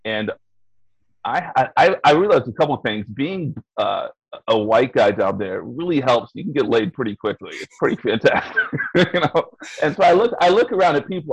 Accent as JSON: {"language": "English", "region": "Texas", "country": "United States", "tie": "born or raised there", "said": "I'm from Texas"}